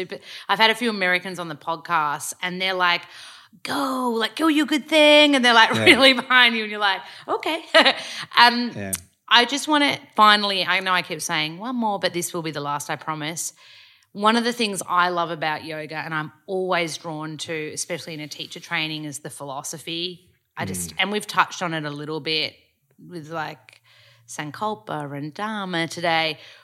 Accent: Australia; accent: Australian; I was like, oh, I love my Australian accent, I don't want to lose it.

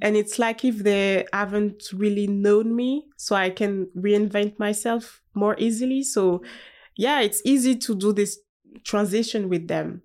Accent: Haute-Savoie, Auvergne-Rhône-Alpes, France; English is a second language; also born or lived in Paris; I'm from Haute Savoie, so it's like, um, in the mountain

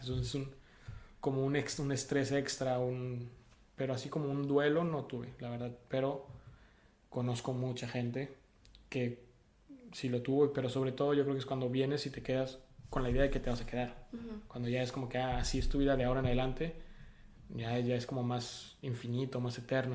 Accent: Sonora, Mexico; moved away as an adult; now in France; yo crecí en Sonora

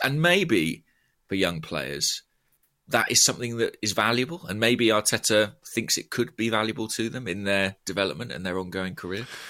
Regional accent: Borehamwood, East of England, United Kingdom; my hometown, Boreham Wood

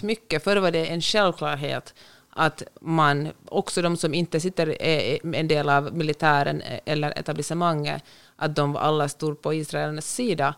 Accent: Finland; also born or lived in Sweden; now in Los Angeles, United States; hemma i Finland

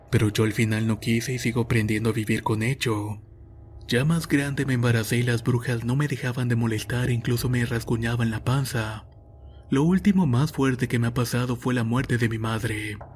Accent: Tacuba, Ahuachapán, El Salvador; soy originario del Salvador para ser precisos, de un pueblo llamado Tacuba.

